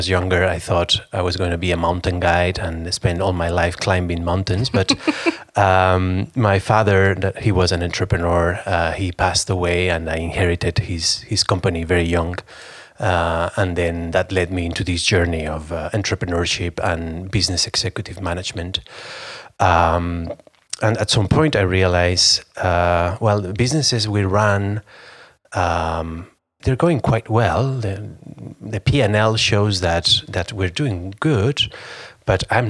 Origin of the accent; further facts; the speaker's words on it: Spain; I'm from Spain